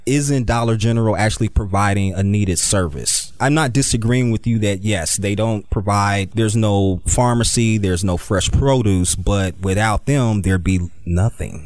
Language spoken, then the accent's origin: English; Dayton, Ohio, United States; I'm originally from Dayton, Ohio